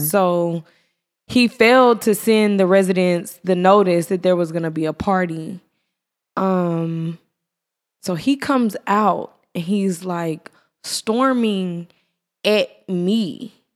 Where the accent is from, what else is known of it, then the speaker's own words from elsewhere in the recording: Irving, Texas, United States; moved away; also born or lived in Atlanta; I'm from Irving